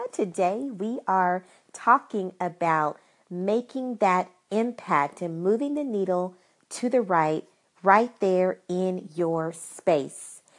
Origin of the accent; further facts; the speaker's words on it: Arkansas, United States; I am from Arkansas